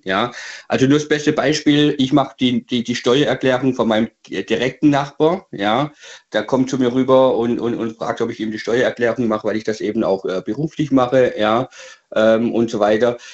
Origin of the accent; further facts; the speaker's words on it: Swabia, Baden-Württemberg, Germany; moved away as an adult; now in Hesse, Germany; ich komme wirklich aus dem Schwäbischen, ja, aus Baden-Württemberg, hier ins Hessische